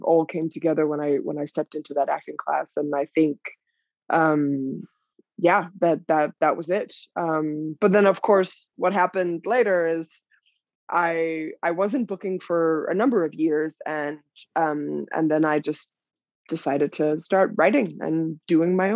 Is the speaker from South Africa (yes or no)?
no; Denmark; moved away as an adult; also born or lived in New York; I'm from Denmark originally, and I moved to New York when I was 18 to pursue a career in dance